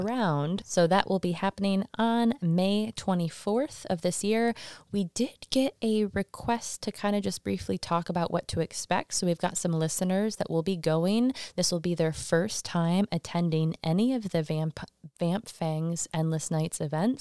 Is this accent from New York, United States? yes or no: no; Michigan, United States; now in Salem, United States; I'm from Michigan